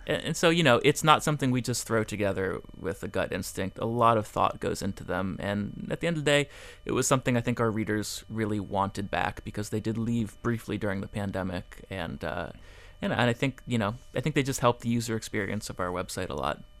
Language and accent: English; Fort Lauderdale, Florida, United States; also born or lived in Miami; I grew up in Fort Lauderdale